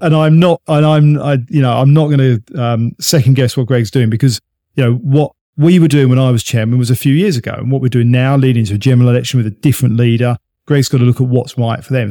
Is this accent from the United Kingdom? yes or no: yes; United Kingdom; we're British